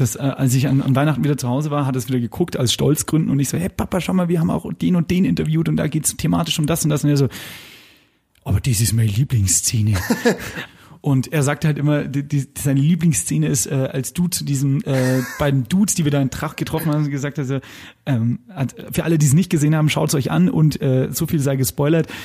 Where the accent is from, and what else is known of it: Lower Bavaria, Germany; born or raised there